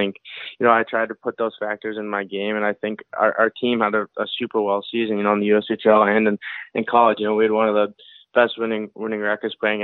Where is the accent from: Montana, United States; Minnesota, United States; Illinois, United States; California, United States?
Minnesota, United States; Chaska; I grew up in Chaska, Minnesota. It's a small suburb of Minneapolis